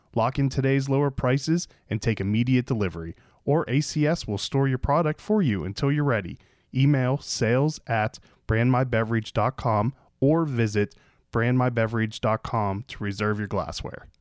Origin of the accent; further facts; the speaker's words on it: Pittsburgh, Pennsylvania, United States; I'm from Pittsburgh